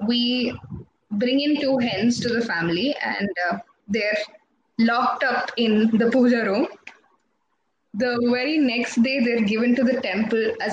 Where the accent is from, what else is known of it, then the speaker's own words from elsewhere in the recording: Kasaragod, Kerala, India; I'm from Kasaragod